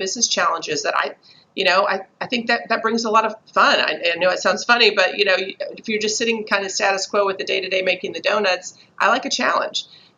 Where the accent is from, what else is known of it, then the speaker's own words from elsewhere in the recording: Texas, United States; accent: Southern; also born or lived in Chicago / New Jersey; Then I went to Texas and I was in Austin and Houston both. Then we had a quick little stint in New Jersey, which coming in as a Texan with a full out Southern accent was a little challenging